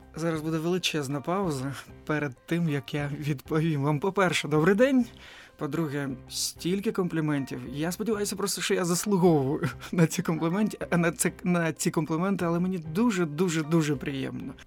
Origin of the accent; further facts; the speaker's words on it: Odesa, Odesa Oblast, Ukraine; moved away; як для мешканця Одеси, який зростав в Одесі